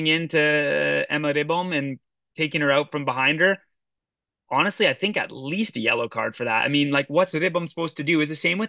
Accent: Canada; I'm Canadian

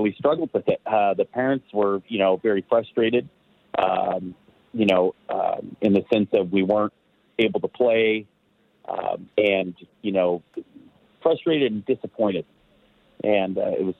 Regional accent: Marysville, California, United States; moved away as an adult; now in Nevada County, United States; I came from Marysville

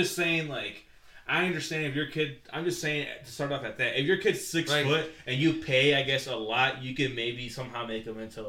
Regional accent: Jalisco, Mexico; I'm from Jalisco.

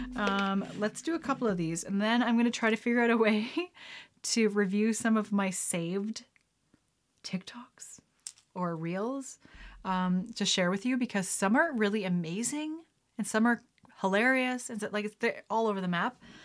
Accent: Lethbridge, Alberta, Canada; also born or lived in Calgary; growing up in Lethbridge, November can be anywhere from beautiful and sunny to terrible

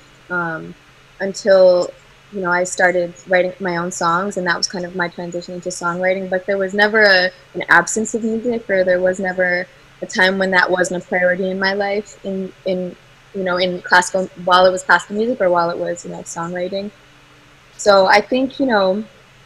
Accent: United States; I've grown up in America

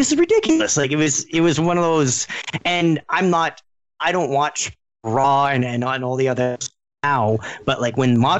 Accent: Ontario, Canada; I'm Canadian.

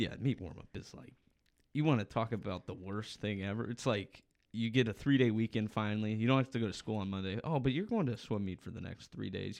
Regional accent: Ohio, United States; growing up in Ohio

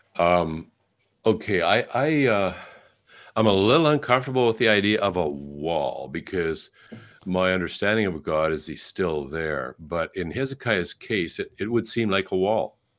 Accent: Canada; I'm a Canadian, born in Canada

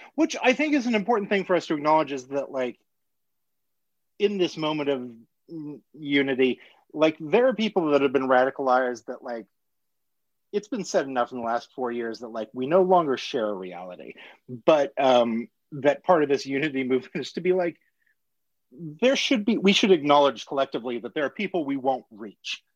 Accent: Salina, Kansas, United States; I'm a Salina, Kansas kid

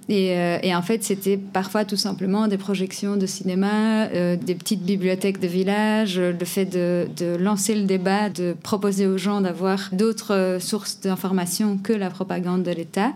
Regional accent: Portugal; moved away as an adult; also born or lived in Belgium; now in Brussels, Belgium; je viens du Portugal, je suis arrivée et après trois ans

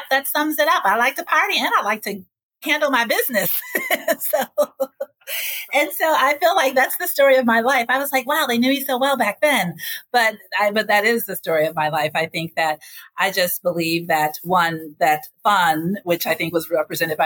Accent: Racine, Wisconsin, United States; also born or lived in Chicago, Illinois; growing up in Racine, Wisconsin, I went to high school at Washington Park High School

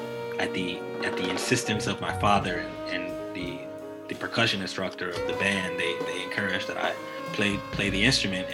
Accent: Chicago, Illinois, United States; from Chicago, born and raised south side of Chicago

